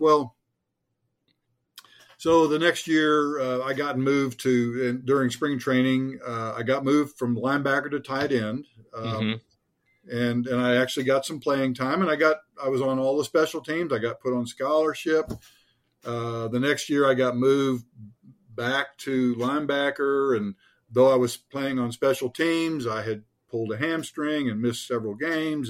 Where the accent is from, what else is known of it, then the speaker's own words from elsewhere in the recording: Richardson, Texas, United States; I was from Richardson, which is north of Dallas